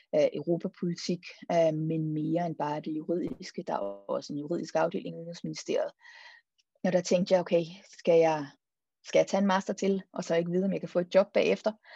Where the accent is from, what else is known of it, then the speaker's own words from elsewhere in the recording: Denmark; also born or lived in Copenhagen, Denmark / Marseille, France / Brussels, Belgium; nød at være hjemme i et semester